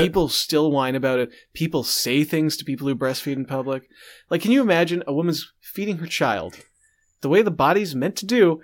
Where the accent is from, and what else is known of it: Canada